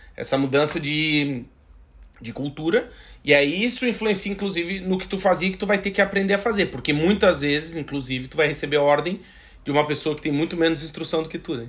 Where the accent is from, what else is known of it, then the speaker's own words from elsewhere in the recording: Rio Grande do Sul, Brazil; moved away as an adult; also born or lived in Blumenau; now in Portugal; Eu também sou gaúcho